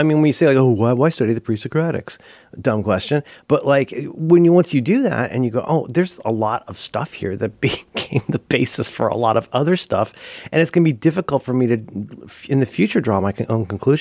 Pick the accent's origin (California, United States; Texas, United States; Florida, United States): Florida, United States; also born or lived in Ohio; I am from Florida. I went to college in Florida. My decisions reflect being raised in Ohio and Florida